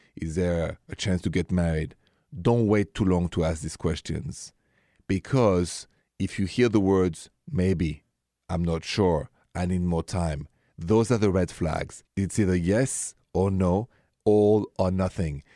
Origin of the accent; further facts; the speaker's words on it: France; accent: French; my accent is French